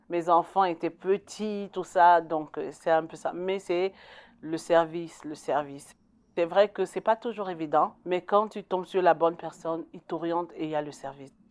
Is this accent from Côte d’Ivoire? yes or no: yes; Côte d’Ivoire; now in Canada; je, suis la seule Ivoirienne, d'origine ivoirienne, même si je suis québécoise, canadienne aujourd'hui.